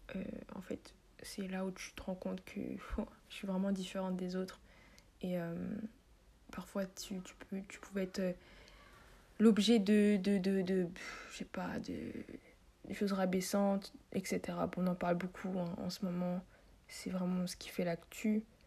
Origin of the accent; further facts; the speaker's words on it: Paris, Île-de-France, France; moved away as an adult; now in Côte d'Ivoire; je suis née en France, à Paris, euh, Paris 14e, pour ceux qui veulent savoir plus précisément, Paris 14. Et euh, voilà, j'ai grandi là-bas